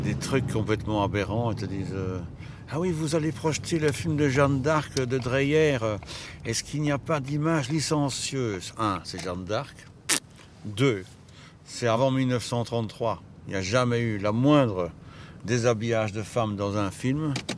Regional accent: Brussels, Brussels-Capital Region, Belgium; also born or lived in Overijse; je suis né à Bruxelles. Je suis né en 58

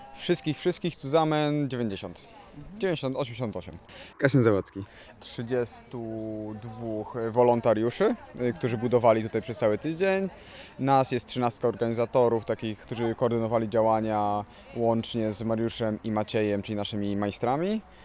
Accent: Tricity, Pomeranian Voivodeship, Poland; ja jestem akurat z Trójmiasta

